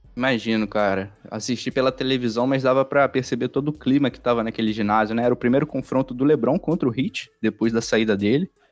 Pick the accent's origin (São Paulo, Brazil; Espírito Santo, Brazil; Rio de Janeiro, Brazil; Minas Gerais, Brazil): Rio de Janeiro, Brazil; accent: carioca; tanto eu quanto o Lucas, nós somos cariocas